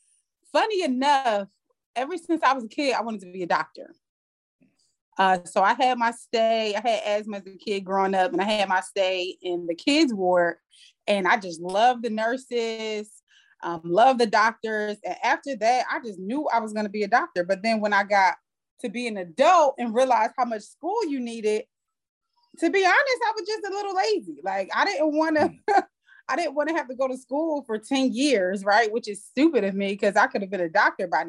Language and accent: English; Trenton, New Jersey, United States; moved away as an adult; now in Atlanta, United States; I'm from New Jersey, from Trenton, New Jersey. Small town, grew up in the projects, raised by two teenage parents.